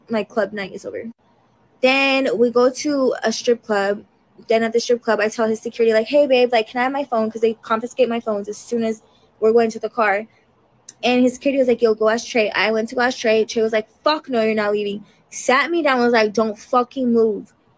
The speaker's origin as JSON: {"language": "English", "town": "Denver", "region": "Colorado", "country": "United States", "said": "I'm from Denver"}